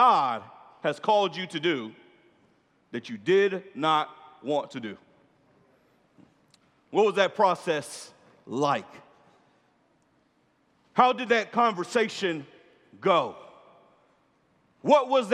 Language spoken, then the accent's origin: English; Orlando, Florida, United States; I'm from Orlando